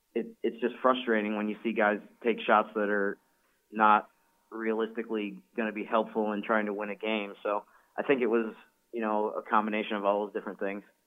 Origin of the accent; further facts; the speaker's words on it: Syracuse, New York, United States; moved away; I'm from the Syracuse, New York area.